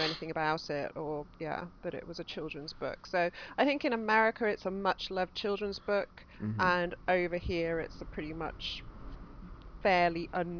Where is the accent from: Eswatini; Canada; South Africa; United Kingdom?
United Kingdom; as British people